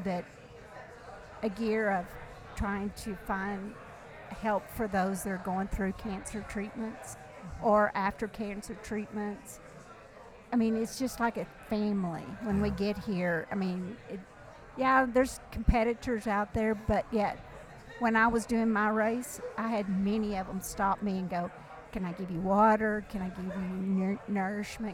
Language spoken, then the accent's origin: English; Irving, Texas, United States; I am from Irving, Texas